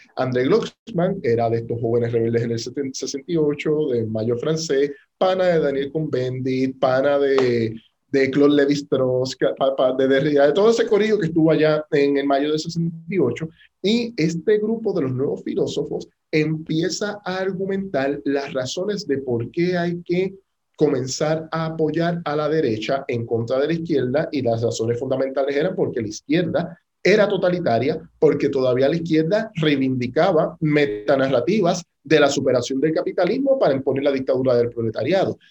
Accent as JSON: {"language": "Spanish", "country": "Puerto Rico", "said": "A los puertorriqueños"}